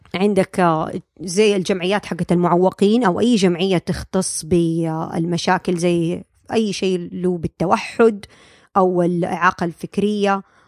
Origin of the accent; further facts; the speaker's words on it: Saudi Arabia; moved away as an adult; now in United States; عندنا في السعودية